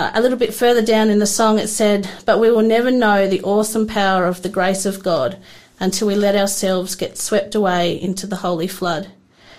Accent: Adelaide, South Australia, Australia; now in Tasmania, Australia; I'm actually from South Australia. I grew up in the north of Adelaide.

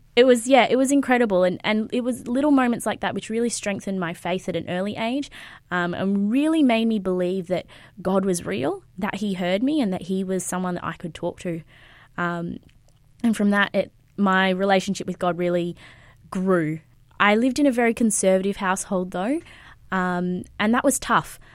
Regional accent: Sunshine Coast, Queensland, Australia; moved away as an adult; also born or lived in Brisbane; I was born in Queensland, uh, Brisbane, actually, and I grew up on the Sunshine Coast

